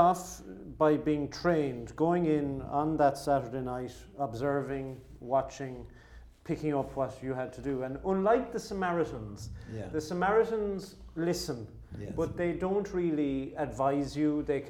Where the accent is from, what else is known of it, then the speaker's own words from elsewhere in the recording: Mitchelstown, Munster, Ireland; my hometown of Mitchelstown.